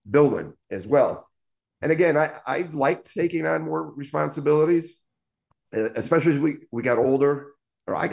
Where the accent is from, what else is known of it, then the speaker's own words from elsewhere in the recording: Waterbury, Connecticut, United States; moved away as an adult; also born or lived in Naugatuck, Connecticut / Boston, Massachusetts; I grew up in Waterbury, Connecticut, but Naugatuck, we were on the border